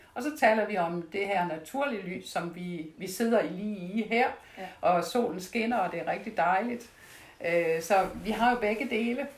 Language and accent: Danish; Denmark; jeg er fra Jylland og kommer fra landet. Så der slagtede vi jo